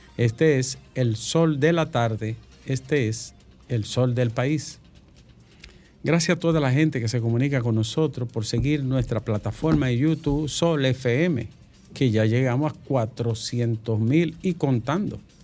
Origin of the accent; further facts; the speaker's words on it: San Pedro de Macorís, Dominican Republic; mi pueblo San Pedro